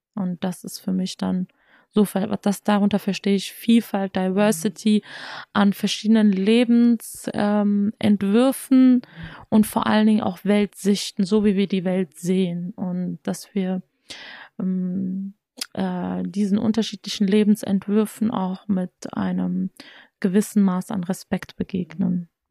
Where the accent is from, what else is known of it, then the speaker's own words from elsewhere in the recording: Germany; als jemand, der in Deutschland geboren, aufgewachsen ist